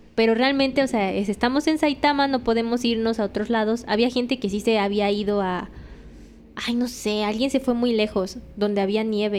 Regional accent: Mexico; me fui de México con 10.500 pesos

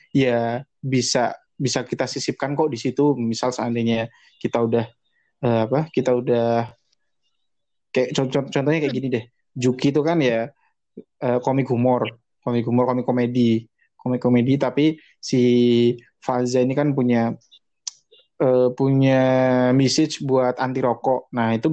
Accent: Java, Indonesia; Suasananya Jogja banget dan gue sebagai orang Jawa juga sangat terkoneksi dengan ceritanya.

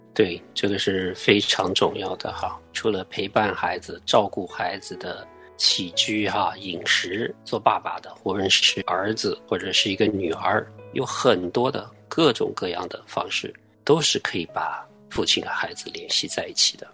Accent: southern China, China; moved away; 我从小我是在南方长大的

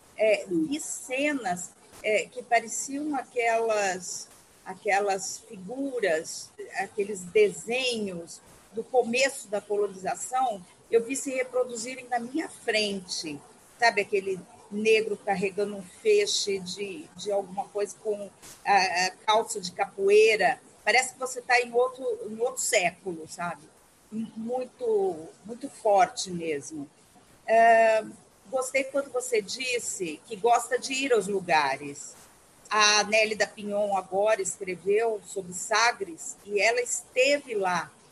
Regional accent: Mato Grosso do Sul, Brazil; also born or lived in São Paulo / Rio de Janeiro; Eu sou aqui de Mato Grosso do Sul, então é região centro-oeste, Cerrado, e passei oito anos em São Paulo

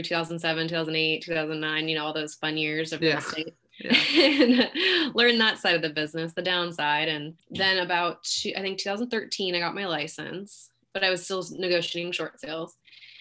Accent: Pleasanton, California, United States; also born or lived in Fremont, California; now in Dublin, United States; I was born in Fremont, but raised in Pleasanton. Lived here my whole life. Now I live in Dublin.

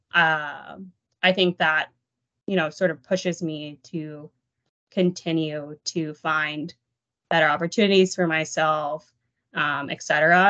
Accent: Dallas, Texas, United States; moved away; I was born and raised in the Dallas area

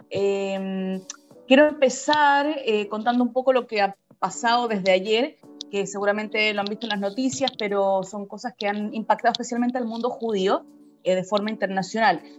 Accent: Chile; qué hemos visto nosotros como chilenos en Israel

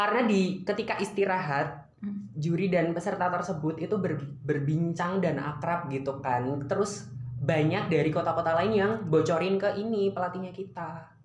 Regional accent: East Java, Indonesia; aku dari Jawa Timur

